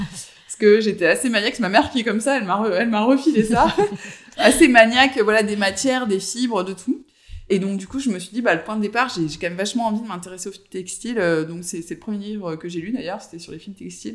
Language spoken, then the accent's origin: French; Avignon, Provence-Alpes-Côte d'Azur, France; now in Marseille, France; je suis originaire euh, du sud, donc je suis d'Avignon